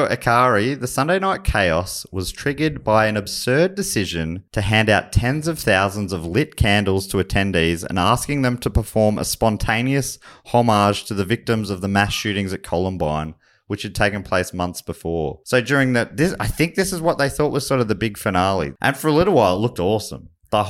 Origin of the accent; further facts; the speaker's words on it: Charlton, Victoria, Australia; also born or lived in Kyneton; Well, I picked up a lot of this accent in Charlton, actually, where I moved from Kyneton. They're the formative years. Start of primary school.